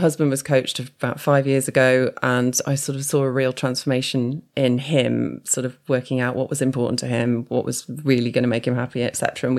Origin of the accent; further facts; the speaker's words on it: Newport, West Midlands, United Kingdom; moved away; also born or lived in London; I grew up in Shropshire. Yeah. So I grew up in Newport, so not far from Shrewsbury.